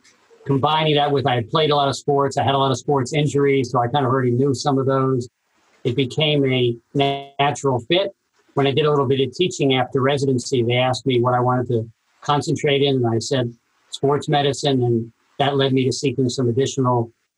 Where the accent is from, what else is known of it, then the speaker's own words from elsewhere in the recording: New York City, New York, United States; also born or lived in Princeton, New Jersey; now in Los Angeles, United States; I grew up in Brooklyn, New York